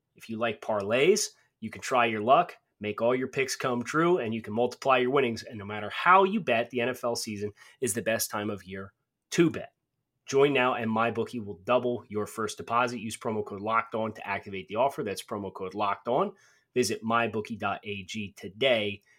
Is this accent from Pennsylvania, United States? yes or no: yes; Pennsylvania, United States; I was born in Pennsylvania